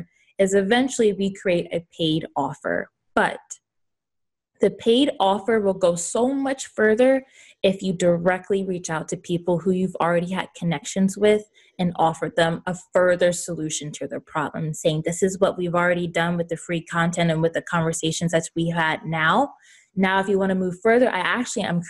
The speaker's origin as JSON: {"language": "English", "region": "the South", "country": "United States", "said": "I'm from the South, so I say y'all"}